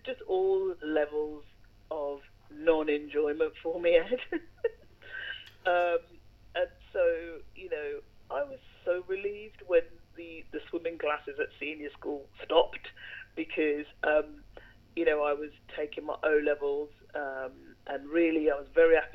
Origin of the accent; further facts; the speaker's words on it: Birmingham, West Midlands, United Kingdom; my primary school in Birmingham, where I grew up in Birmingham